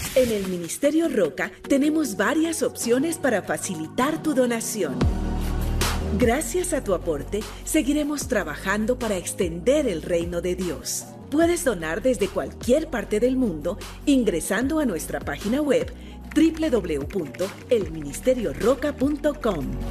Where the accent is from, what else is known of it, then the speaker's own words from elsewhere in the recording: Venezuela; moved away as an adult; now in Chile; soy venezolana, actualmente me encuentro en Chile